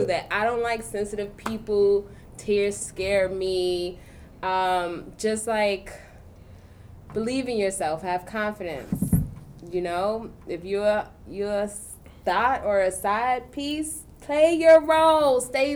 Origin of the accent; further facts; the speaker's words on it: New York City, New York, United States; I am just a regular schmegler girl from Brooklyn.